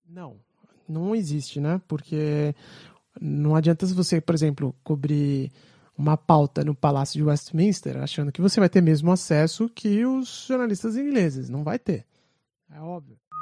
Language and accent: Portuguese; Brazil; now in England, United Kingdom; eu sou brasileiro, só tenho passaporte brasileiro e sou brasileiro com muito orgulho